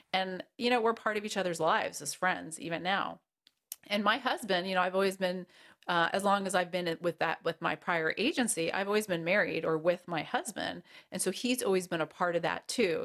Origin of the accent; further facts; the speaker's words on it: United States; moved away as an adult; also born or lived in Wichita, Kansas; I'm from the East Coast originally, from New York and New Jersey